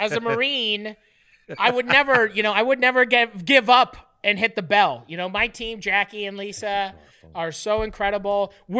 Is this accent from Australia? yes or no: no; Canada; Being Canadian is the greatest. Being Canadian, if I wasn't Canadian, none of this would work because no one would believe me.